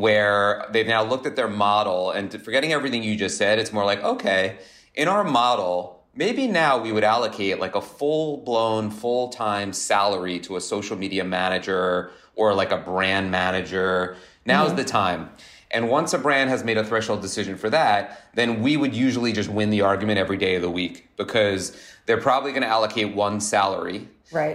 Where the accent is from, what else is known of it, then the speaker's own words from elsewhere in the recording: Long Beach, New York, United States; also born or lived in Michigan; I grew up in Long Beach on Long Island, which mm-hmm. is like a uh, surfer town